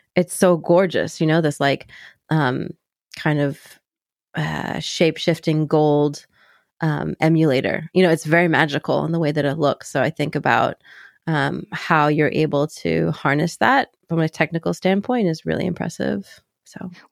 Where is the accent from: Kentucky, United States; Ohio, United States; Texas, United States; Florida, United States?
Kentucky, United States; I grew up in Kentucky